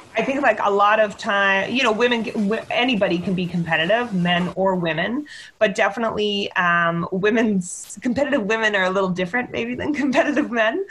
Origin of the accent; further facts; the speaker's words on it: Victoria, British Columbia, Canada; also born or lived in Calgary; I grew up in Victoria